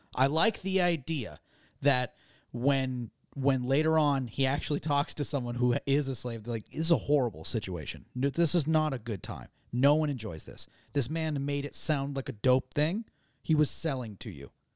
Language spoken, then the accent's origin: English; Gloucester, Massachusetts, United States; So we never had those in, in my hometown